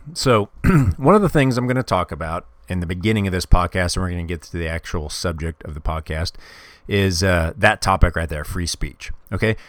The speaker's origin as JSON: {"language": "English", "town": "Kansas City", "region": "Missouri", "country": "United States", "tie": "born or raised there", "said": "I grew up in Kansas City when I was, uh, when I was a kid."}